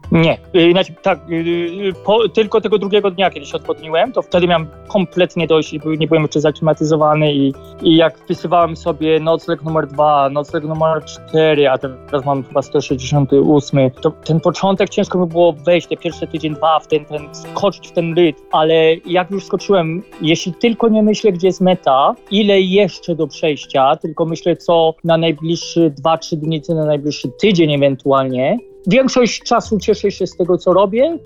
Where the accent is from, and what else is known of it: Poland; accent: heavy Polish accent in English; moved away; also born or lived in Australia